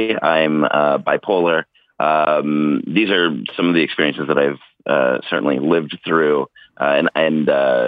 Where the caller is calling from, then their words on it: Oakland, California, United States; I'm calling from Oakland, California.